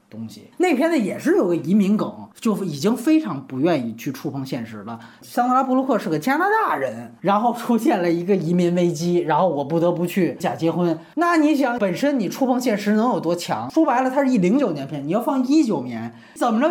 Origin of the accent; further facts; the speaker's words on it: China; 我们作为大陆人